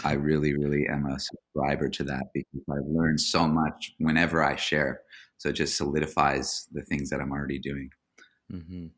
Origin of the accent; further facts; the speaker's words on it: Hawaii, United States; moved away; also born or lived in Orange County, California; I grew up in Hawaii